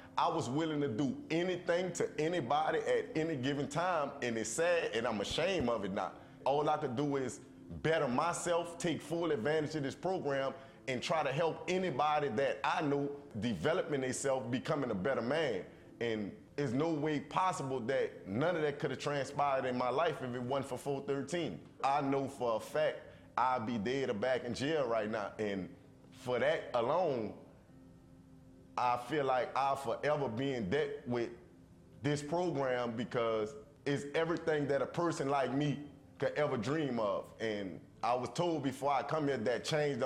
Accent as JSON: {"language": "English", "town": "New Orleans", "region": "Louisiana", "country": "United States", "tie": "born or raised there", "moved": "as an adult", "lives_now": "Nashville, United States", "said": "I'm from New Orleans, Louisiana"}